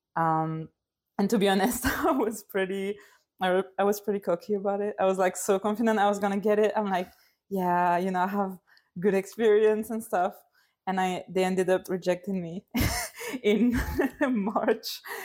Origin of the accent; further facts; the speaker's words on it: Lille, Hauts-de-France, France; now in London, United Kingdom; I uh, come from France, Lille in the north, and I live in London.